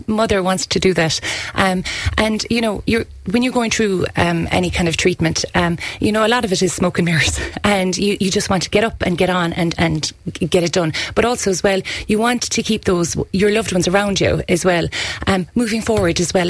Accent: County Kerry, Munster, Ireland; here in our home county

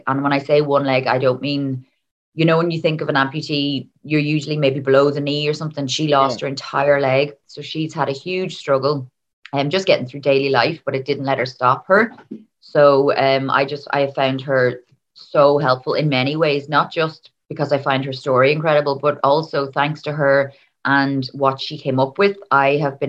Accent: Dublin, Leinster, Ireland; now in Donegal, Ireland; So I am actually originally from Dublin, but I moved up to Donegal with my family. I think it's over 20 years now.

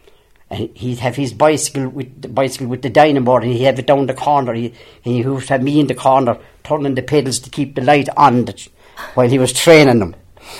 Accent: Glaunce Loch, parish of Tarbert, County Kerry, Ireland; born or raised there; also born or lived in Cork

